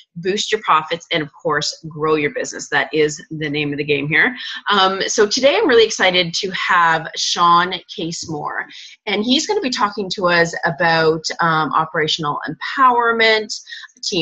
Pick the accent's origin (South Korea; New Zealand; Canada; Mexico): Canada; I'm Canadian